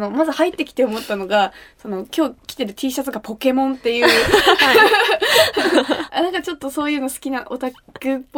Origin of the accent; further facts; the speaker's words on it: Kumamoto, Japan; moved away as an adult; also born or lived in Osaka; now in Tokyo, Japan; えっと、高校までは熊本だったんですけ